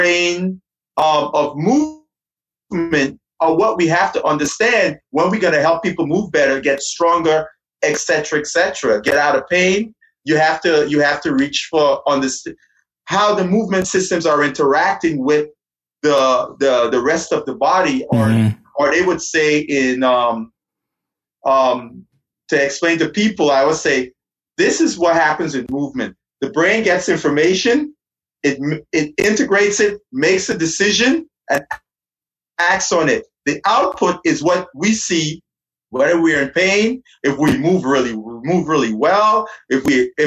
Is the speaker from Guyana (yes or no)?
yes; Guyana; moved away as an adult; now in United States; I'm originally from Guyana. When I came to the United States to go to university